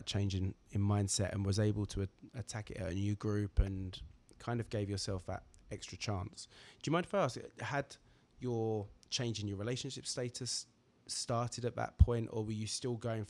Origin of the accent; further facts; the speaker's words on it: Braintree, East of England, United Kingdom; moved away; back in Braintree in my hometown